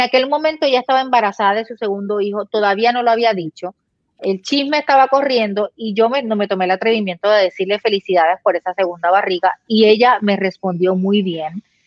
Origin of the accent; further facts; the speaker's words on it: Puerto Rico; now in Florida, United States; nosotros como puertorriqueños tenemos familia allá y estamos aquí